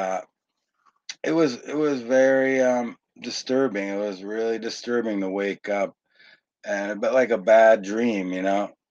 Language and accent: English; Connecticut, United States; also born or lived in California; now in Maine, United States; I'm from Connecticut